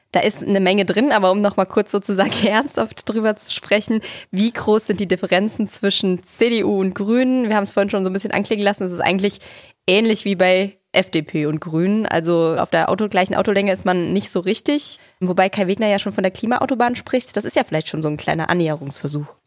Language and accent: German; Germany; Ich bin da ja, komme da nicht so weit von her